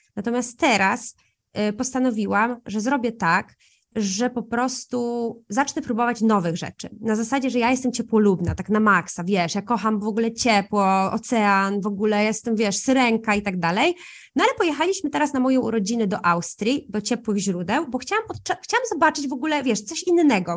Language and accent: Polish; a small town in Podkarpackie, Subcarpathian Voivodeship, Poland; also born or lived in Italy; wychowując się w Polsce, w małym mieście, ja jeszcze jestem z małego miasta na Podkarpaciu